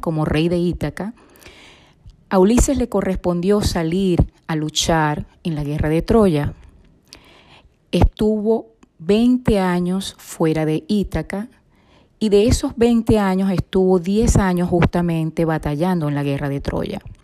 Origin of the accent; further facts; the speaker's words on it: Venezuela; moved away as an adult; Soy venezolana de nacimiento, psicóloga, inmigrante